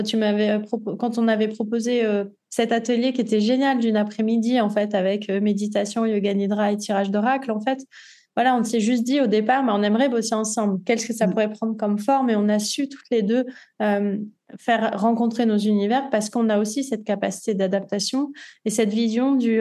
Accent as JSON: {"language": "French", "town": "Nice", "region": "Provence-Alpes-Côte d'Azur", "country": "France", "tie": "born or raised there", "also_born_or_lived": "Paris", "moved": "as an adult", "lives_now": "Côtes-d'Armor, France", "said": "Je suis niçoise d'origine. Je suis née à Nice et j'ai passé euh, voilà tout mon temps à Nice jusqu'à mes 22 ans"}